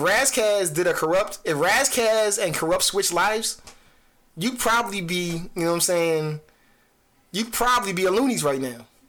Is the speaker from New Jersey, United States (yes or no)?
yes; New Jersey, United States; I'm from Jersey